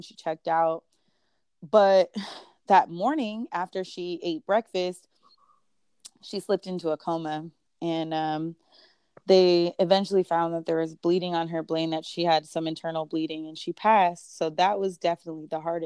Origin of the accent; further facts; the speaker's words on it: United States; moved away as an adult; also born or lived in Tanzania; as an American